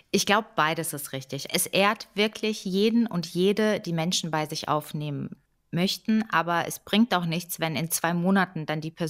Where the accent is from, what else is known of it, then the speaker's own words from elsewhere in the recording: Ukraine; now in Germany; Meine Eltern sind Russen. Ich bin aber in der Ukraine geboren und wir haben da gelebt und hatten auch ukrainische Pässe, bevor wir hier äh, nach Deutschland eingewandert sind 1993.